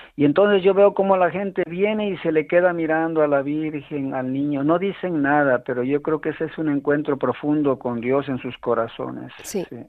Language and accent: Spanish; Mexico City, Mexico; moved away as an adult; now in Plasencia, Spain; en México, pues yo nací en la Villa de Guadalupe